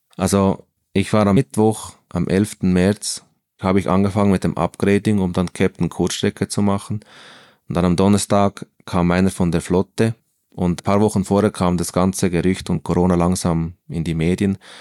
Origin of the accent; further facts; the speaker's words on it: Bern, Switzerland; also born or lived in Central Switzerland; ich bin in Bern aufgewachsen